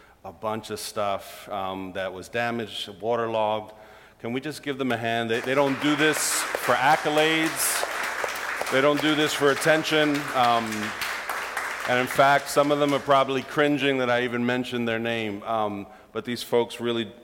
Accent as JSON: {"language": "English", "town": "New York City", "region": "New York", "country": "United States", "tie": "born or raised there", "said": "I grew up in Brooklyn"}